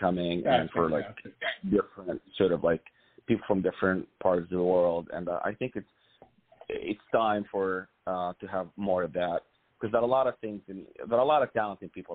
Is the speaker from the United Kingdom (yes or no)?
no; Cairo, Cairo Governorate, Egypt; moved away; I'm actually originally from Egypt. Born and raised in Cairo.